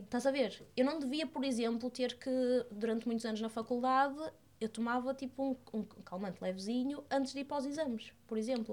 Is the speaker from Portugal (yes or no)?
yes; Porto, Norte, Portugal; also born or lived in Fundão; now in Lisbon, Portugal; eu sou do Porto, uma menina de, de cidade